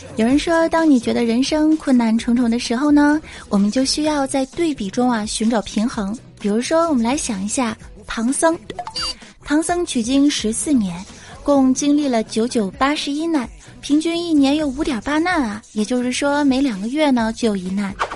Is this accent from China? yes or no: yes; Fujian, China; 我们福建人